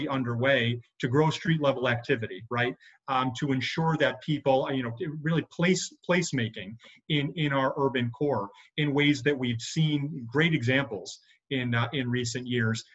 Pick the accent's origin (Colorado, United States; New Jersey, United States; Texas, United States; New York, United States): New York, United States; Buffalo; moved away as an adult; now in Rochester, United States; I think I'm from Buffalo